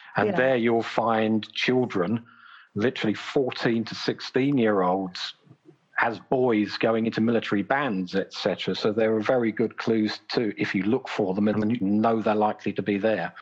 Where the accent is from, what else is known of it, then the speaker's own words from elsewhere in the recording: Brighton, South East England, United Kingdom; my hometown of Brighton